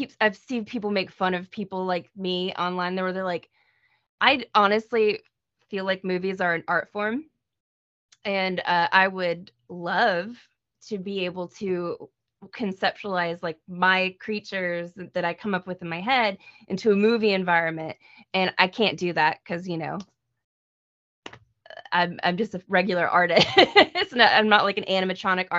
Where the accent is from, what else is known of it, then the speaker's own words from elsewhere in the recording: United States; I am aggressively American